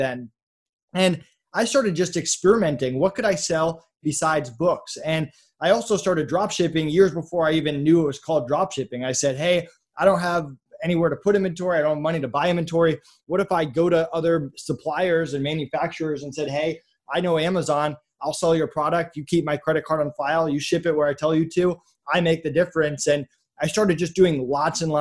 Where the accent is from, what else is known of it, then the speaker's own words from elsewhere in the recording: Massachusetts, United States; I grew up in Massachusetts